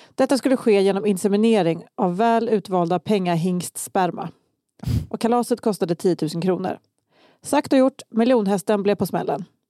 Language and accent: Swedish; Kalmar, Kalmar County, Sweden; jag växte upp i Kalmar också